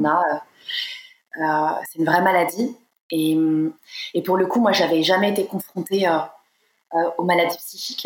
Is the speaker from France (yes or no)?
yes; Nantes, Pays de la Loire, France; moved away; Je suis née à Nantes, euh, j'ai grandi à Nantes